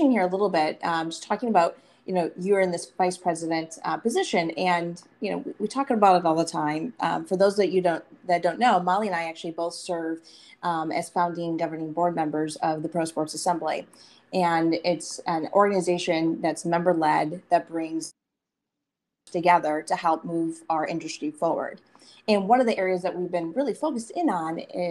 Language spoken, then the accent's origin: English; Michigan, United States; I'm from Michigan, as you know, and, you know, growing up there